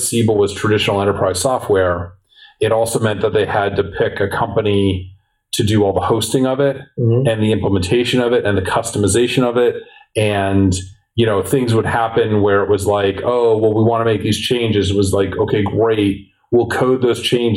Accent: Boston, Massachusetts, United States; also born or lived in San Francisco; I'm a Bostonian through and through to the heart, love this city.

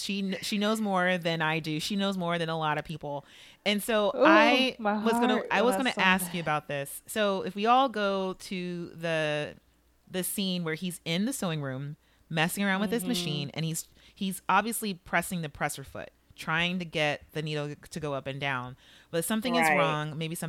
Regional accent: Chicago, Illinois, United States; This relates to my background somehow, growing up in Chicago.

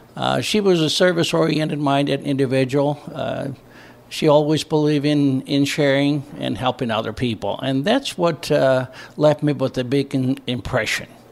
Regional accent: northern Greece, Greece; also born or lived in Indianapolis, Indiana; now in Brownsburg, United States; I was born and raised in northern Greece, in a small village

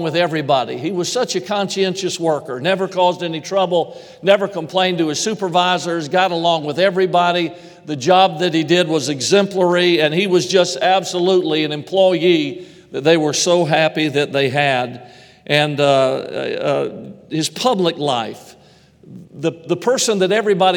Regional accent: Georgia, United States; moved away; I'm originally from Georgia

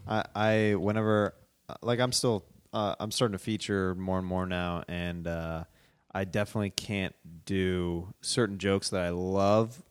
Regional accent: Kansas City, United States; moved away; I'm from Kansas City

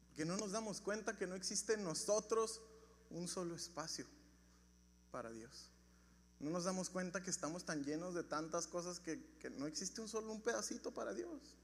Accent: Ciudad Juárez, Chihuahua, Mexico; Yo nací en Ciudad Juárez

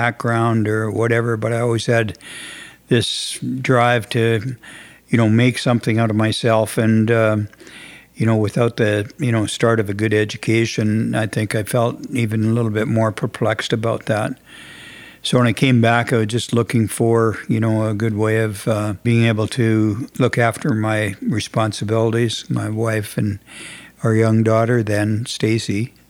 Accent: Saskatchewan, Canada; moved away; also born or lived in Edmonton, Alberta / Uranium City; I was born and raised in Saskatchewan, but my mom and dad were separated and I lived with my mother and we had moved to Edmonton in 1959

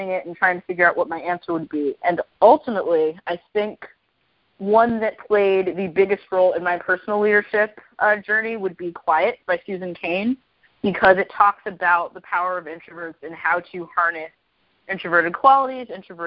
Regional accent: the South, United States; someone who grew up in the South

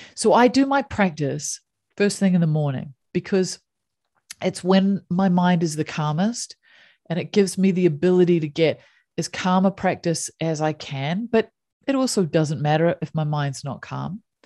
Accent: New Zealand; So I grew up in New Zealand

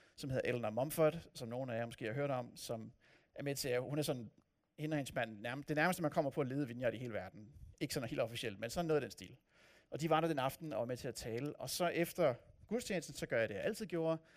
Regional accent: north of Copenhagen, Capital Region of Denmark, Denmark; now in Odense, Denmark; Jeg voksede op nord for København, og opfatter mig selv som københavner

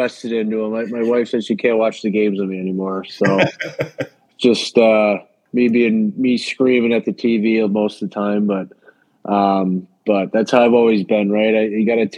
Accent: United States; as an American

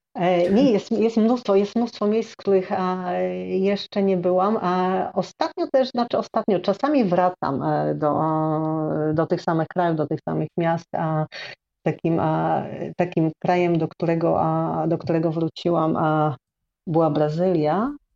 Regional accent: Chełm, Lublin Voivodeship, Poland; moved away as an adult; also born or lived in Warsaw / Sweden / Tricity / Thailand; urodziłam się na wschodzie Polski, i, a, I, mieszkałam przez 18 lat, prawie 18 lat, a w Chełmie

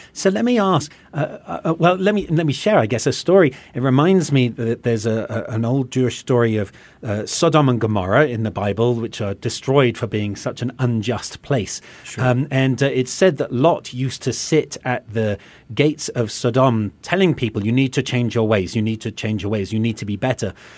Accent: England, United Kingdom; now in United States; from my accent, people can tell, you know, having come from England

